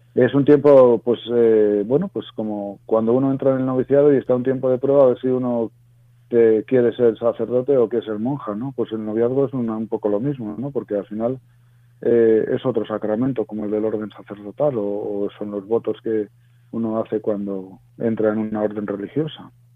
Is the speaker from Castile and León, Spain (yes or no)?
yes; Zamora, Castile and León, Spain; Yo soy de un pueblo de la Zamora profunda, ¿no? Junto a la, eh, muy cerquita de la raya de Portugal